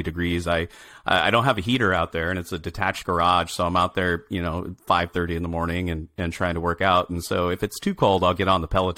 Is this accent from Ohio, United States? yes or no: no; just outside of Omaha, Nebraska, United States; moved away; I grew up in the Midwest just outside of Omaha